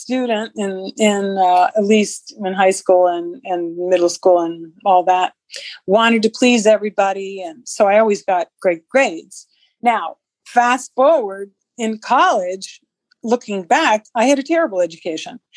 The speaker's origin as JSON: {"language": "English", "region": "Midwest", "country": "United States", "tie": "born or raised there", "also_born_or_lived": "Southern Illinois / Los Angeles", "moved": "as an adult", "said": "I grew up in the Midwest, fabulous, tiny little kick-ass town"}